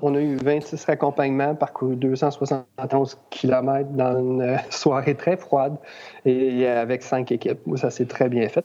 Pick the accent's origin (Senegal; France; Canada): Canada; Rawdon, Quebec; je suis de Radun